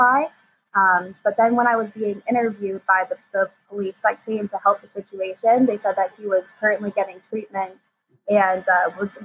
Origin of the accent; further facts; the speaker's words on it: Hamilton, Ontario, Canada; growing up in Hamilton